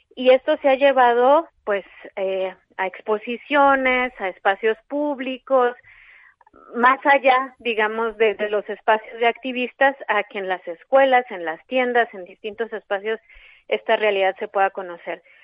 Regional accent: Mexico; yo soy mexicana.

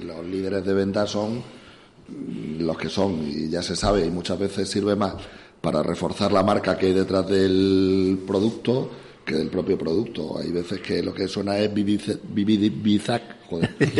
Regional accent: Navalmoral de la Mata, Extremadura, Spain; moved away; estoy en mi pueblo

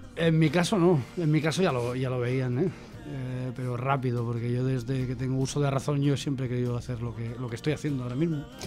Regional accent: Olot, Catalonia, Spain; mi tierra, Yo soy Dolot.

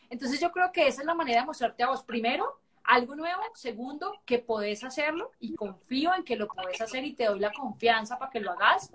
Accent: Cali, Valle del Cauca, Colombia; no sé por qué soy tan caleña, hoy me siento más caleña

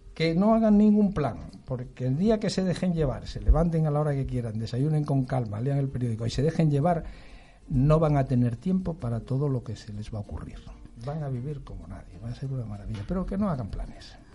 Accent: Asturias, Spain; moved away; also born or lived in Madrid; soy asturiano de pro

